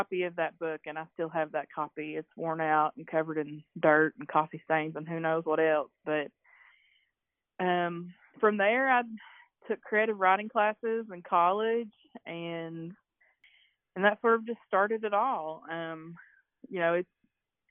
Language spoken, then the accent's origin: English; Beattyville, Kentucky, United States; moved away as an adult; now in Lexington, United States; I'm a writer from East Kentucky. I'm originally from Beattyville, and right now I live in Lexington.